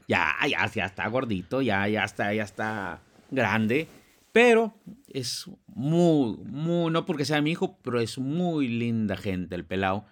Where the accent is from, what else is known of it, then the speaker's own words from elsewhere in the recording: Monterrey, Nuevo León, Mexico; los que somos de Monterrey